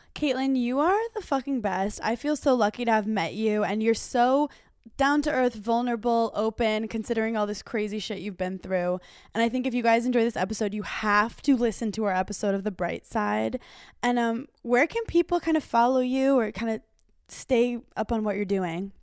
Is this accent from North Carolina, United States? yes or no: no; New York, United States; now in Los Angeles, United States; I'm from New York.